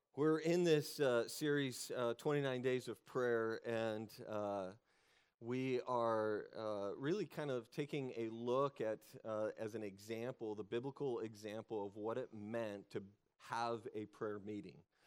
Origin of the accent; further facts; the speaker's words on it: Texas, United States; I'm from Texas.